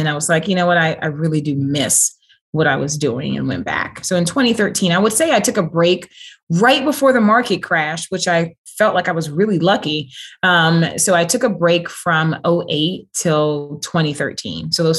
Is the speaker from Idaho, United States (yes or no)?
no; Washington, District of Columbia, United States; Actually, it was a culture shock when I moved down to Georgia, moving from DC.